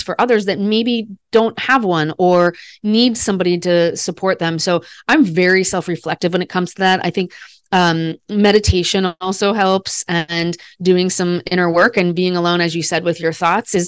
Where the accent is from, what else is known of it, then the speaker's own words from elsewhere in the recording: Des Moines, Iowa, United States; I was the first baby born on Mother's Day in my hometown. I'm from Des Moines, Iowa